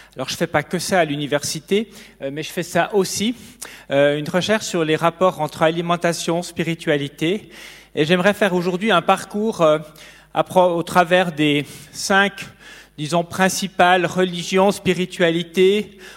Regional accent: near Neuchâtel, Switzerland; j'ai grandi près de Neuchâtel

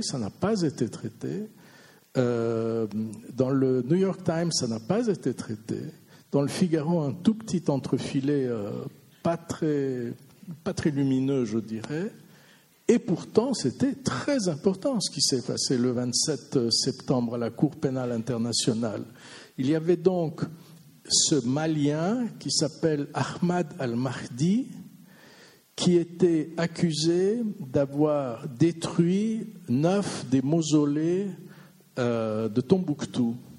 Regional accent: Vaud, Switzerland; je suis vaudois

